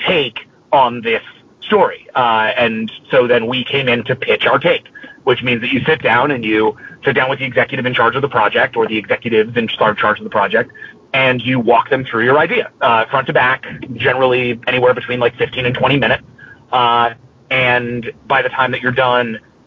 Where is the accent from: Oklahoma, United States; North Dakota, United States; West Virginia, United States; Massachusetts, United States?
Massachusetts, United States; Boston; we were both East Coast kids who were in high school during 9/11. So it was very influenced by our experience having been through, like, we're both from Boston